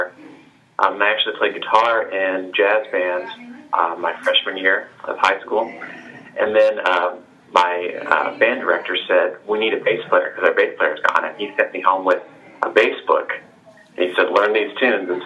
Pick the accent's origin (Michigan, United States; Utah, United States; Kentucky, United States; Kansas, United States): Kansas, United States; Olathe; also born or lived in Liberty, Missouri; I was born in Olathe, Kansas, and I grew up there